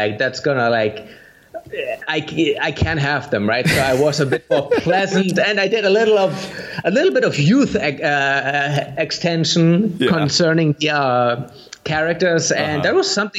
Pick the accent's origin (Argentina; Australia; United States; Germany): Germany; English is a second language; because I'm from Germany and you're from the US